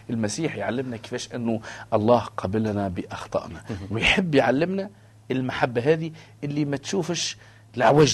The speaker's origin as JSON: {"language": "Arabic", "country": "Tunisia", "said": "أنا تونسي"}